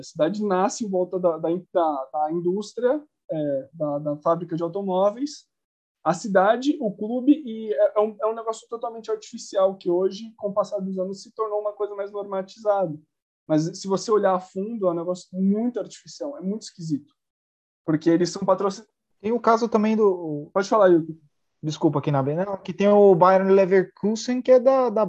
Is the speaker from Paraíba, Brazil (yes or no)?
no; São Paulo, Brazil; Lausanne Paulista, né, que é o bairro onde eu cresci, morei minha vida inteira